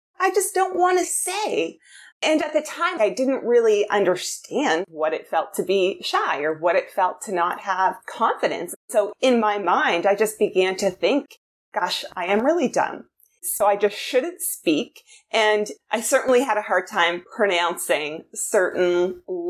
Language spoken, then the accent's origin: English; New Brunswick, Canada; I grew up in New Brunswick, so East Coast Canada.